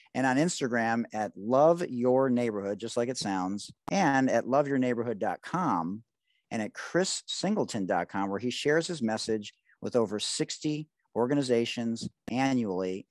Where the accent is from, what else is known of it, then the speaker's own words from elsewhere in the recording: Detroit, Michigan, United States; I grew up in Detroit